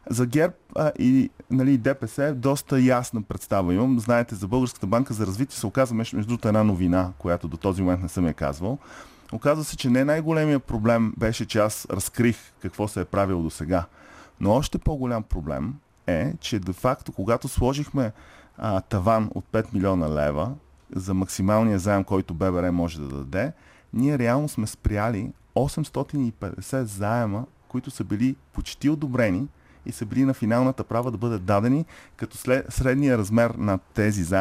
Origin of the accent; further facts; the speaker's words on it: Canada; Много ми е ясно, че а тези атаки не са защото съм канадец или не.